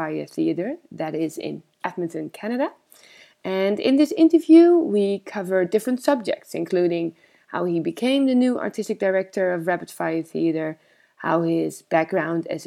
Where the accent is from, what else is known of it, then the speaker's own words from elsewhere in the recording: Amsterdam, North Holland, Netherlands; I'm an improviser from Amsterdam, the Netherlands